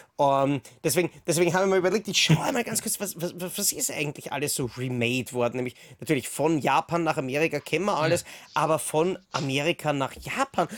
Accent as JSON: {"language": "German", "region": "Vienna", "country": "Austria", "said": "Ich komme aus Wien"}